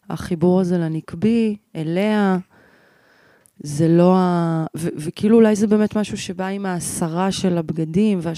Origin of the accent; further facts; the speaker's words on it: North, Israel; גדלתי בצפון.